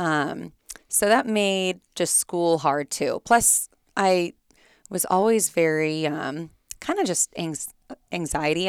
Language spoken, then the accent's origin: English; Fullerton, California, United States; I grew up here in Fullerton